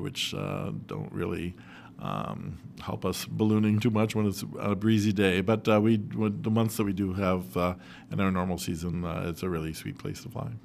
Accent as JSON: {"language": "English", "town": "Rochester", "region": "New York", "country": "United States", "tie": "born or raised there", "said": "I was born in Rochester, and I grew up in Rochester, and I'll probably die in Rochester as well"}